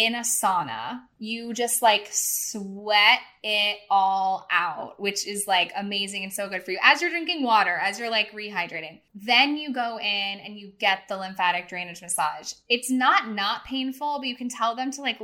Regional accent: St. Louis, Missouri, United States; I am from St. Louis

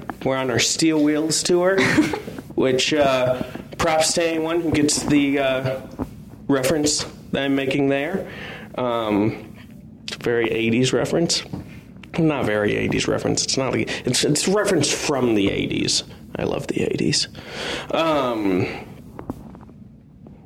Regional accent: Minnesota, United States; I grew up in Minnesota

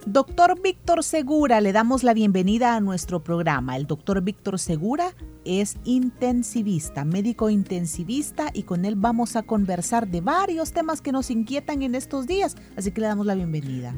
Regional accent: El Salvador

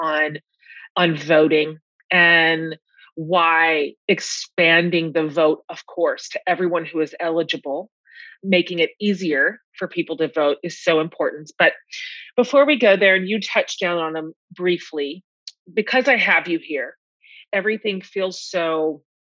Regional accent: Texas, United States; as a Texan

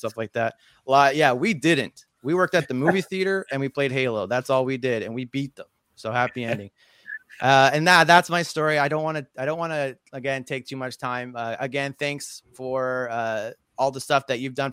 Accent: Nova Scotia, Canada; I'm from Nova Scotia

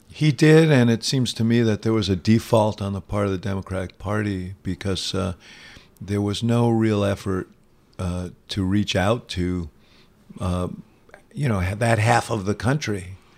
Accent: New York, United States; moved away as an adult; also born or lived in Chicago; I grew up in New York, devouring the writings of big city columnists

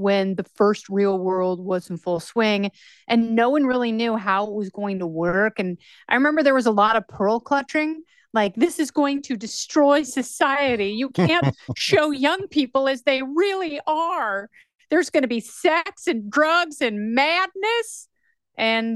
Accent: Portland, Oregon, United States; I grew up in Portland, Oregon

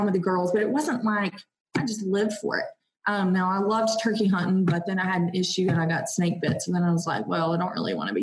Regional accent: Georgia, United States; I'm from Georgia, so we only have like our preserves and our plantation life

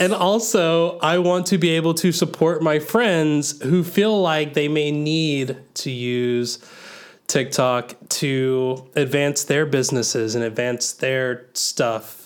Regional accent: the South, United States; growing up in the South, I think I had a different kind of church organ

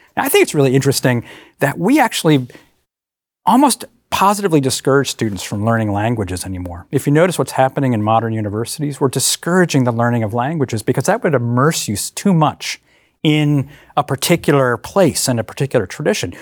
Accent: Hartford, Connecticut, United States; moved away; I grew up in Hartford, Connecticut

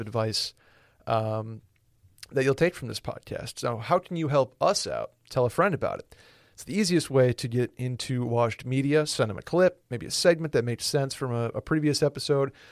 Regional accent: Northeast, United States; I'm from the Northeast

